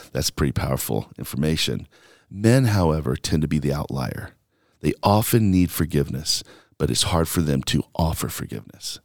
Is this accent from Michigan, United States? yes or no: no; Alabama, United States; also born or lived in New York / Mississippi; now in Longmont, United States; growing up in Alabama where there's just so much inequality and racism